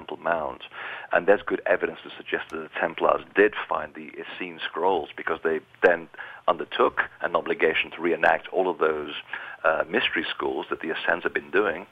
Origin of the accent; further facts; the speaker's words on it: Portugal; I was born in Portugal